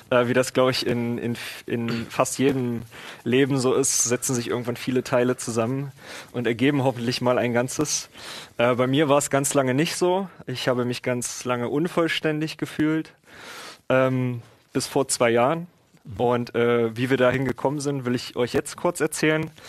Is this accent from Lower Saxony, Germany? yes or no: no; Oschersleben, Saxony-Anhalt, Germany; moved away as an adult; now in Magdeburg, Germany; Bildungsweg hier in Magdeburg das war dann auch irgendwann der Grund von Oschersleben, der Stadt quasi, wo ich aufgewachsen bin, äh, dann hier mal her, herzukommen, habe dann hier mein Abitur nachgeholt